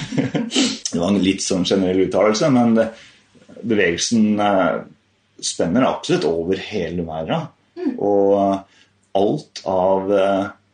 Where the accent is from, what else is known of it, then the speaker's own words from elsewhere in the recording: Rødberg, Buskerud, Norway; also born or lived in Haugsbygd / Hønefoss; jeg kom fra Rødberg